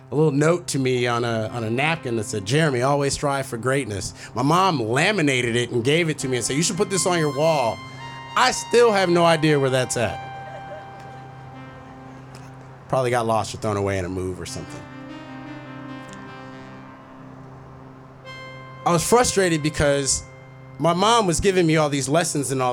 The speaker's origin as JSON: {"language": "English", "town": "Minneapolis", "region": "Minnesota", "country": "United States", "tie": "born or raised there", "moved": "yes", "said": "a young black boy growing up in Minneapolis"}